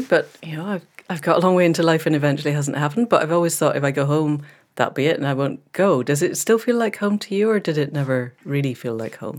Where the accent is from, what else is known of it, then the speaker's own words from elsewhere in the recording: Scotland, United Kingdom; moved away; a fellow Scot